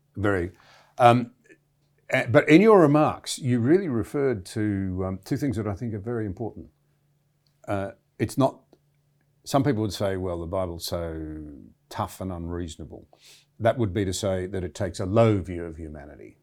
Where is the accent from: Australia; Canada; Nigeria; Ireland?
Australia; I'm a very proud Australian